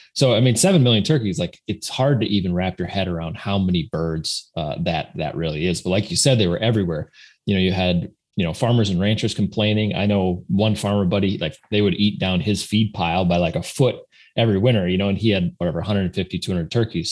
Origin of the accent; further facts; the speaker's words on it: South Dakota, United States; I grew up in South Dakota, went to school in North Dakota, at North Dakota State